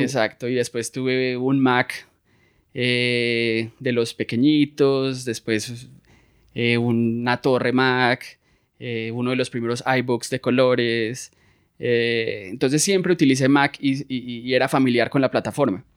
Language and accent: Spanish; Medellín, Antioquia, Colombia; moved away as an adult; also born or lived in Florida, United States; now in San Francisco, United States; Yo soy de Medellín, Colombia. Eh, nací y crecí aquí